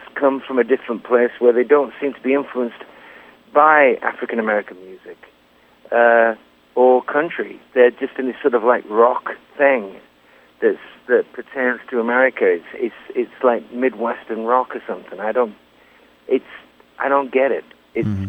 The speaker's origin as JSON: {"language": "English", "town": "Lancaster", "region": "North West England", "country": "United Kingdom", "tie": "born or raised there", "also_born_or_lived": "London", "moved": "as an adult", "said": "playing the King's Arms in Lancaster in my hometown"}